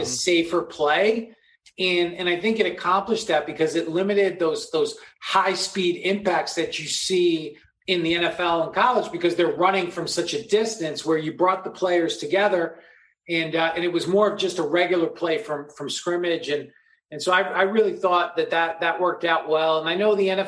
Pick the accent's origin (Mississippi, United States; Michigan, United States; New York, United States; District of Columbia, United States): New York, United States; now in Los Angeles, United States; I grew up in New York